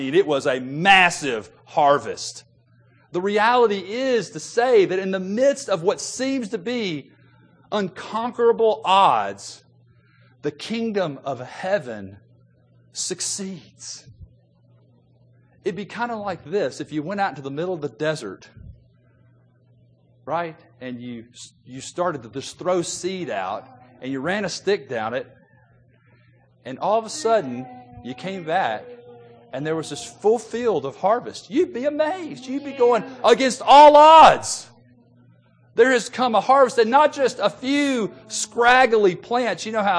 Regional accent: Memphis, Tennessee, United States; it reminds me of growing up in Memphis when we used to drive into the Delta of Mississippi or in the Delta of Arkansas

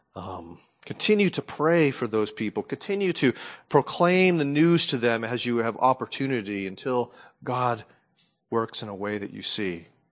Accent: New England, United States; growing up in New England

